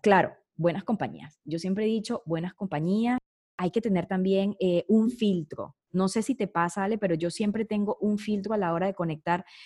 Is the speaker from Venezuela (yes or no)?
yes; Venezuela; moved away; se me salía como venezolana